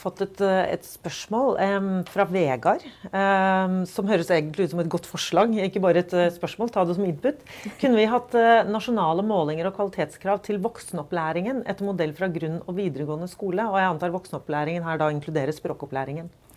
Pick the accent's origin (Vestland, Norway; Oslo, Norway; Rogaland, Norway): Oslo, Norway; Både du og jeg er jo fra Oslo. Mm. Og vi har begge vokst opp i en ganske mangfoldig by.